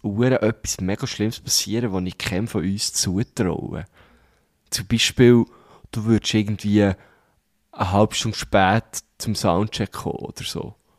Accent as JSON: {"language": "German", "town": "Thun", "region": "Bern", "country": "Switzerland", "tie": "born or raised there", "said": "Wir, wir sind eigentlich quasi zusammen aufgewachsen in Thun"}